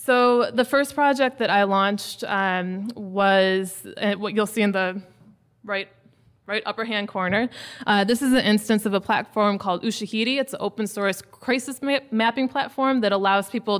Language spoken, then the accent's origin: English; New Orleans, Louisiana, United States; I'm from New Orleans